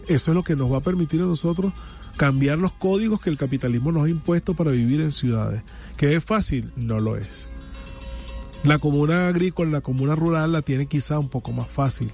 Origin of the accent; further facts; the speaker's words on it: Venezuela; como venezolanos